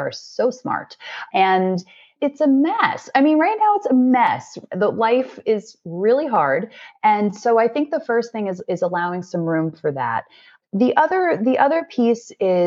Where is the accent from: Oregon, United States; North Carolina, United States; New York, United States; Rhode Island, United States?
New York, United States; growing up as a New Yorker